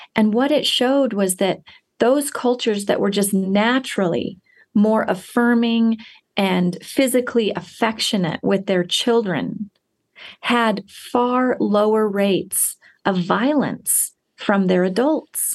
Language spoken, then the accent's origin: English; United States